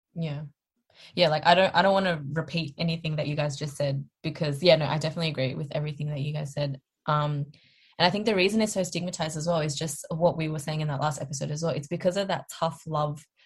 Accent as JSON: {"language": "English", "country": "Australia", "tie": "born or raised there", "said": "but we grew up here, we were raised here, our mentality is very much so westernized."}